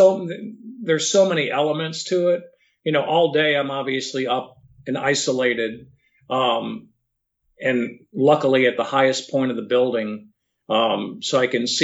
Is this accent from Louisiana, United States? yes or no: yes; Louisiana, United States; moved away; my home state of Louisiana